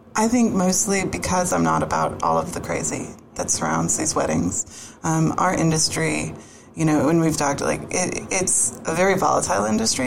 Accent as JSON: {"language": "English", "town": "Boston", "region": "Massachusetts", "country": "United States", "tie": "born or raised there", "moved": "as an adult", "lives_now": "Florida, United States", "said": "grew up just outside of Boston"}